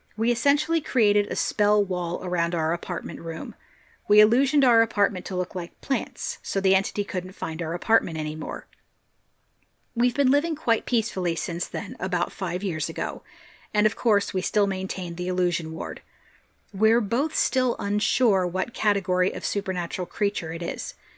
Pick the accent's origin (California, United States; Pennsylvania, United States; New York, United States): Pennsylvania, United States; I love hearing from my home state.